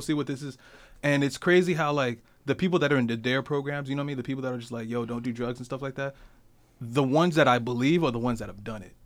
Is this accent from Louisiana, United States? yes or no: no; Newark, New Jersey, United States; moved away; I grew up in New Jersey, right? So I grew up in, like, like Newark